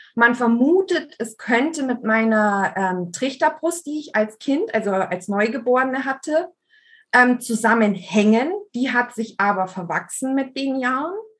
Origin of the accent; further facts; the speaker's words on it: Allgäu, Bavaria, Germany; ich bin im Allgäu geboren